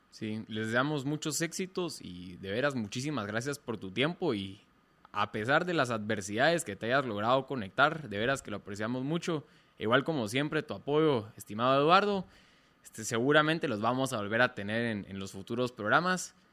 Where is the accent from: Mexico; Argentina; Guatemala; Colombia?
Guatemala; nosotros como chapines